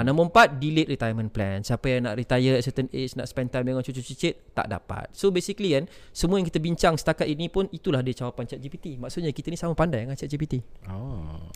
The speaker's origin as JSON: {"language": "Malay", "town": "Ipoh", "region": "Perak", "country": "Malaysia", "tie": "born or raised there", "moved": "yes", "said": "kampung aku kat Ipoh"}